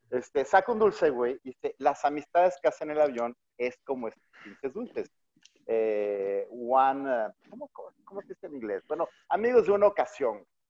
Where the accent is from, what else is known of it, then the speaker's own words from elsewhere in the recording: Mexico City, Mexico; now in Monterrey, Mexico; yo soy chilango